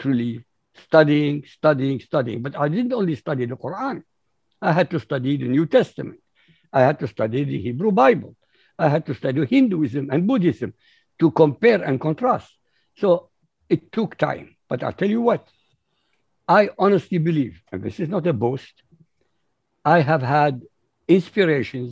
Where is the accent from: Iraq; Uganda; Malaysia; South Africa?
Iraq; Baghdad, Baghdad Governorate; moved away as an adult; also born or lived in Europe; I was born in Baghdad, Iraq